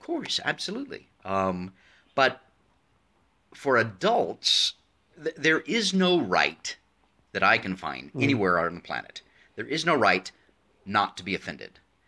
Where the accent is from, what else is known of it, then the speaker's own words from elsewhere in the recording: United States; especially for me as an American who very much believes in free speech, because it is part of our constitution.